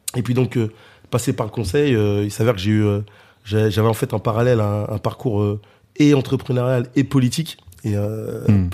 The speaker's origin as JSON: {"language": "French", "town": "Cergy", "region": "Île-de-France", "country": "France", "tie": "born or raised there", "said": "je suis né euh, à Sergy, dans le 95 dans le Val d'Oise"}